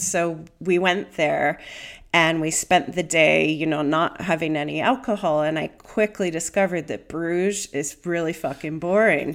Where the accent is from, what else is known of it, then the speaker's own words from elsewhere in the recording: Pennsylvania, United States; moved away as an adult; now in United Kingdom; I grew up in Pennsylvania